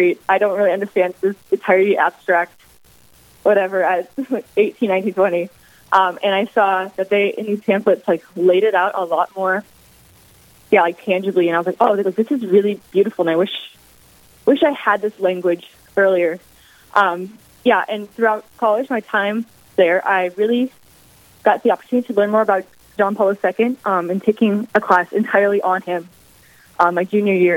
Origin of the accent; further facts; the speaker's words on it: Jamestown, North Dakota, United States; moved away as an adult; also born or lived in Atchison, Kansas; I grew up in Jamestown, North Dakota, for all through high school